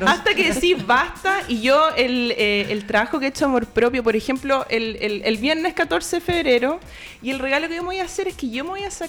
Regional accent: Concepción, Biobío, Chile; Yo crecí en Conce

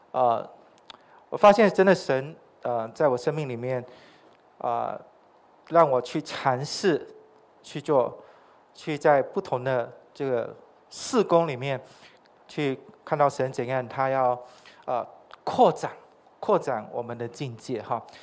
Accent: Sarawak, Malaysia; moved away; 我来自撒拉约

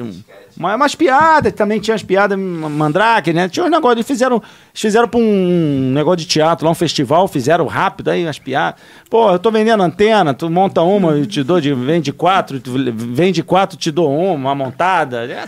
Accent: Rio de Janeiro, Brazil; eu sou carioca

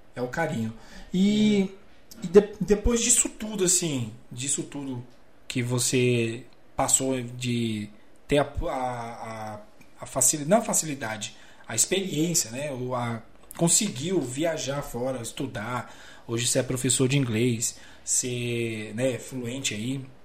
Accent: Cidade Ocidental, Goiás, Brazil; moved away as an adult; also born or lived in Brasília; now in interior of São Paulo, Brazil; Eu sou natural de Brasília. Né? É. moro aqui no interior de São Paulo, já tem uns. Vai pra 7, 8 anos

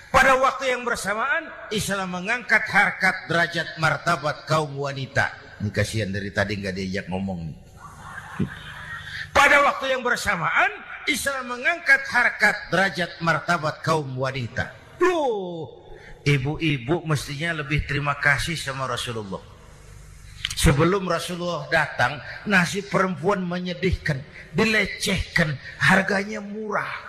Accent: Jakarta, Indonesia; born there; Bahwa saya lahir di Jakarta itu sih kebetulan.

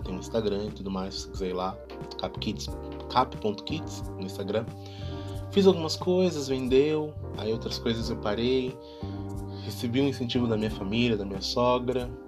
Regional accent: Brazil; now in Germany; sou brasileiro

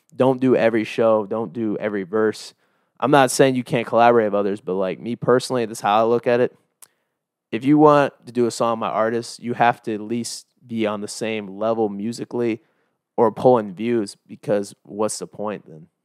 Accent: Iowa, United States; moved away; I'm from Iowa

